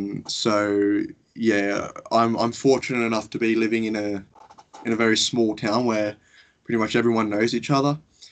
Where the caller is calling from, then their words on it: Goulburn, New South Wales, Australia; I live in a small town called Goulburn, which is currently where I'm calling you from.